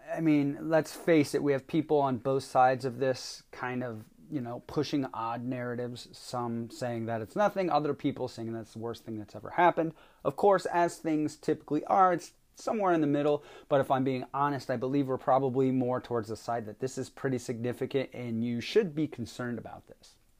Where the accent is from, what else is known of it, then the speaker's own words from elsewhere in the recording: Vermont, United States; moved away as an adult; now in New Jersey, United States; Vermont, which is my home state where I was born and spent the first nineteen years of my life